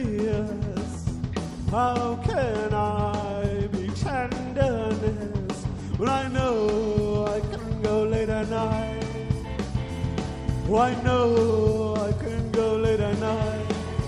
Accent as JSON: {"language": "English", "town": "Compton", "region": "California", "country": "United States", "said": "I'm sorry, I'm not cool, I'm from Compton."}